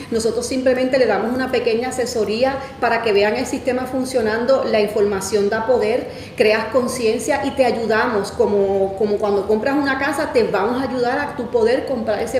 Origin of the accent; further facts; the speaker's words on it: Puerto Rico; moved away as an adult; now in United States; mi esposo y yo ya llevamos 10 años acá en la Florida, este, llegamos desde Puerto Rico